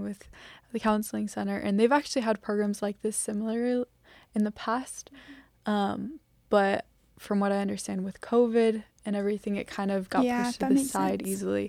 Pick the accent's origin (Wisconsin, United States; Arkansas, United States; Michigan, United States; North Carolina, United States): North Carolina, United States; So I'm from North Carolina